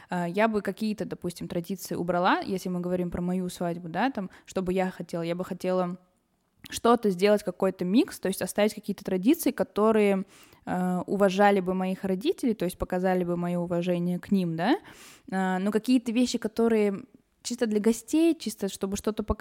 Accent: Yerevan, Armenia; я из Еревана

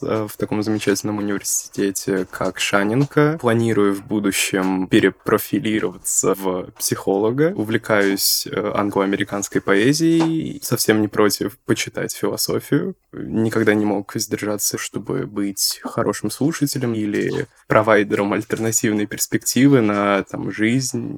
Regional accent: Bashkortostan, Russia; moved away as an adult; also born or lived in Nizhnevartovsk; now in Moscow, Russia; Потом перебрались на юг в Башкирию

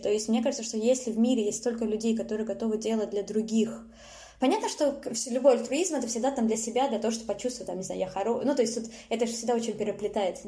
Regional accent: Saint Petersburg, Russia; я выросла в Питере

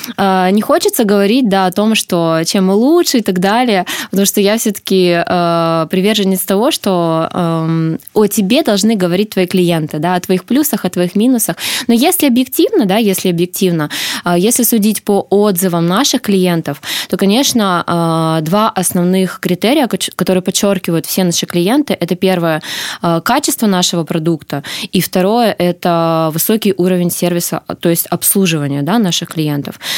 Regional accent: Korsakov, Sakhalin Oblast, Russia; я родилась и по сей день живу на Сахалине, в городе Корсаков

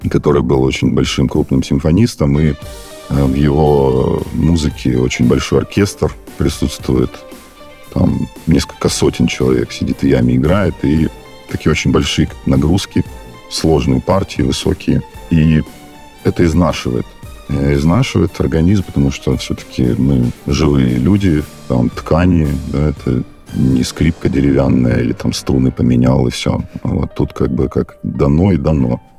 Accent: Crimea, Ukraine; now in Saint Petersburg, Russia; Я сам из Крыма родом, и вообще не очень там как-то способствует э, ландшафт постоянно вот такой вот гористый, вверх-вниз. Я даже сейчас, когда приезжаю домой, мне прям после Питера ровно э, крайне тяжело бегать.

